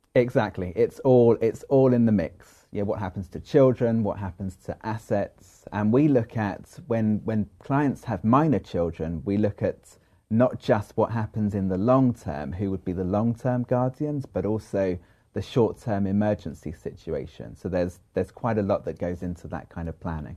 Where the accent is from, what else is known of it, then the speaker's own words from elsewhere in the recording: London, United Kingdom; moved away as an adult; now in United States; I'm originally from London